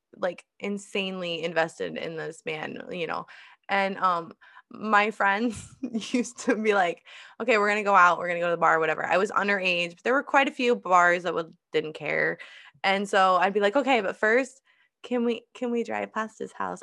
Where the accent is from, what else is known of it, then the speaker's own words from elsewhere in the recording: Iowa, United States; moved away; I'm moving to, back to my home state, back to Iowa